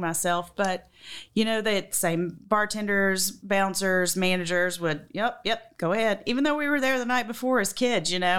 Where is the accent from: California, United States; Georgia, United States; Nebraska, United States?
Georgia, United States; Macon; accent: southern; moved away as an adult; also born or lived in Alabama; So we left Alabama and went to, um, Macon. So I think it was there when I was five, and I was there from five to eighteen